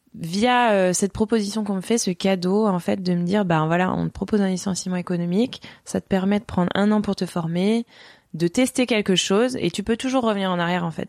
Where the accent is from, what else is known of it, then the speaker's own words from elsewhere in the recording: Strasbourg, Grand Est, France; now in Chamonix, France; je suis originaire d'Alsace, donc j'ai grandi euh, à Strasbourg, enfin on va dire en partie.